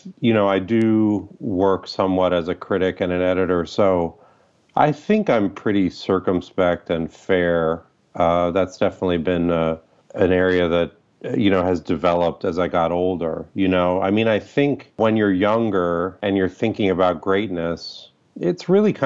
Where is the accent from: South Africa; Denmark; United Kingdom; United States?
United States; Toledo, Ohio; also born or lived in Quito, Ecuador; now in Chicago, United States; When I was six, I moved from Quito, Ecuador to Toledo, Ohio